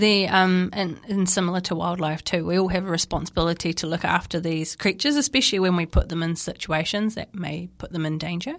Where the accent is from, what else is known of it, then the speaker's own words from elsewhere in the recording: Napier, Hawke's Bay, New Zealand; I grew up in Napier